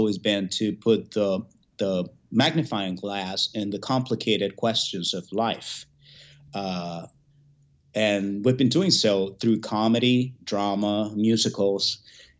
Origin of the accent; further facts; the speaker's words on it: Venezuela; moved away as an adult; now in United States; Then my parents migrated from Cuba to Venezuela. I was born in Venezuela